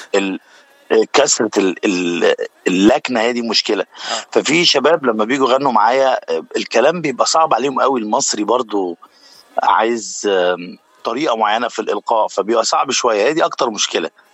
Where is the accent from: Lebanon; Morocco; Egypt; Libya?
Egypt; Cairo, Cairo Governorate; moved away as an adult; now in United States; انا من مصر من شبرا